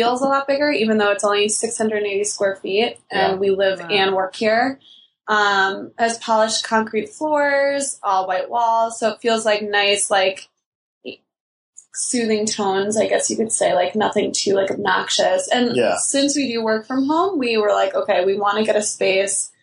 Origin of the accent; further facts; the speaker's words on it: Long Island, New York, United States; also born or lived in Chicago; I grew up out here on Long Island